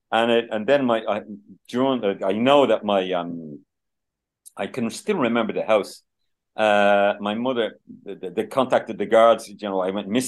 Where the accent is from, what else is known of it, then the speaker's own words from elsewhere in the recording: Dublin, Leinster, Ireland; we lived in Santry in the sixties. So I'm born in 1960. So I can still remember Shanard Avenue in Santry in the 65, 66